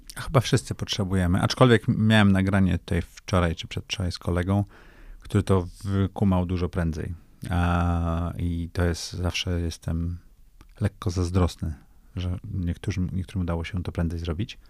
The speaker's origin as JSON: {"language": "Polish", "area": "Tricity", "region": "Pomeranian Voivodeship", "country": "Poland", "moved": "yes", "said": "ja jestem z nadmorza, jestem z Trójmiasta."}